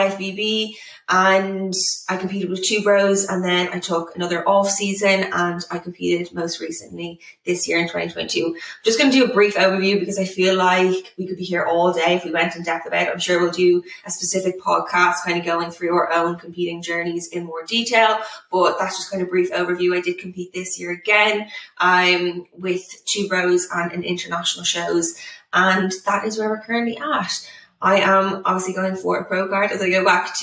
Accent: Ireland; now in Manchester, United Kingdom; currently living in Manchester, but I am from Ireland

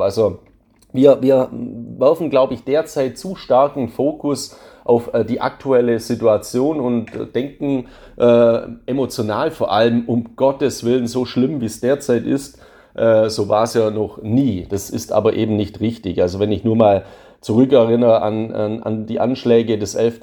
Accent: Swabia, Germany; als Schwabe

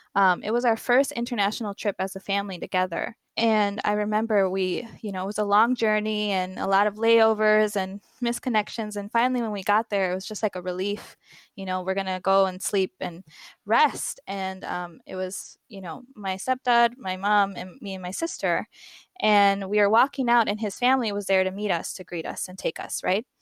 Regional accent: Milwaukee, Wisconsin, United States; also born or lived in Spain; growing up in Milwaukee

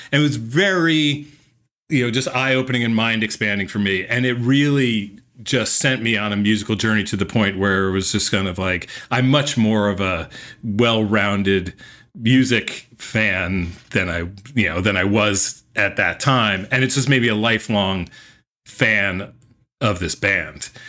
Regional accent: Morristown, New Jersey, United States; I was growing up in New Jersey.

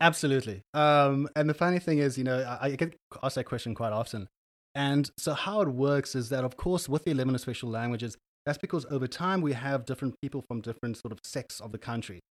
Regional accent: Cape Town, Western Cape, South Africa; first language English; moved away as an adult; now in Copenhagen, Denmark; I'm from Cape Town, South Africa. I've uh, been living there my nearly my entire life, and for the last two years, I've been calling uh, Copenhagen, Denmark, my home.

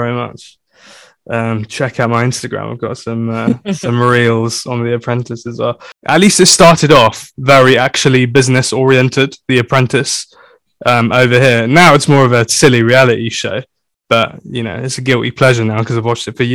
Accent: London, United Kingdom; also born or lived in Harrow / Ealing / Sheffield; I grew up in Northwest London in a place called Wembley. So yeah, that's where I lived till I was 16

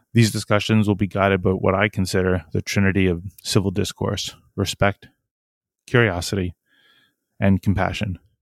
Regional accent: Long Island, New York, United States; also born or lived in Brooklyn, New York / Philadelphia / Newport, Rhode Island / Japan; I grew up on Long Island, nearby

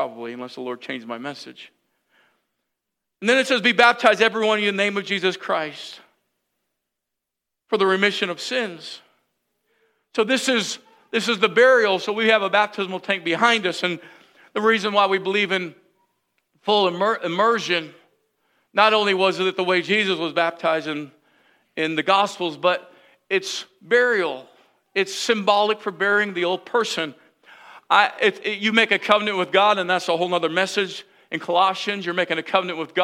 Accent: United States; I'm American

